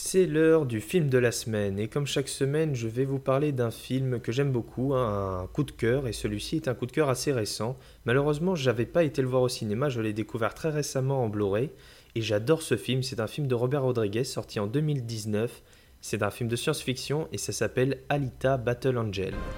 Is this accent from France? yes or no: yes; France; chez nous en France